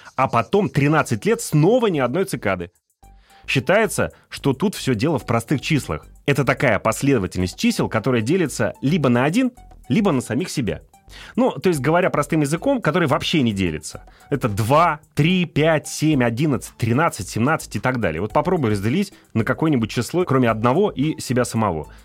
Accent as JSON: {"language": "Russian", "town": "Ufa", "region": "Bashkortostan", "country": "Russia", "tie": "born or raised there", "said": "я сам родом из Уфы, и у нас там есть знаменитый башкирский мед"}